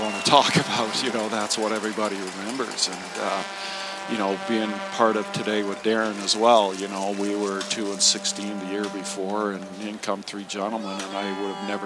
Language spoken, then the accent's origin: English; Kamloops, British Columbia, Canada; moved away as an adult; also born or lived in England / Hamilton; I grew up out in Kamloops